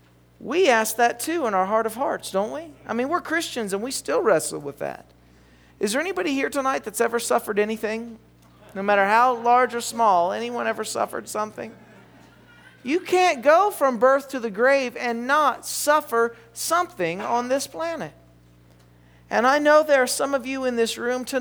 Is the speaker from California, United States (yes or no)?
no; West Virginia, United States; I'm from West Virginia.